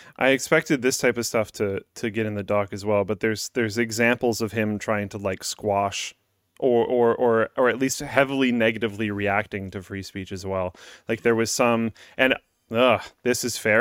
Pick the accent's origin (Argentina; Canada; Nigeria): Canada; speaking as a Canadian